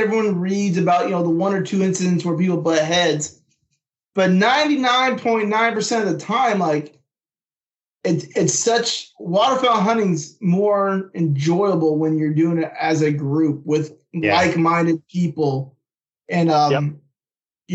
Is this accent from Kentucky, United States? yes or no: no; Northern California, United States; moved away; I'm originally from Northern California. That's where I grew up hunting the rice fields.